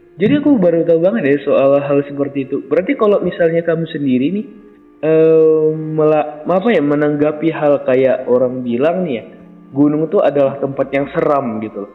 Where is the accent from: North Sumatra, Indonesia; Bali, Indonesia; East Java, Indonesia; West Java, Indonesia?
North Sumatra, Indonesia; Mandailing Natal; Aku orang Mandalika Natal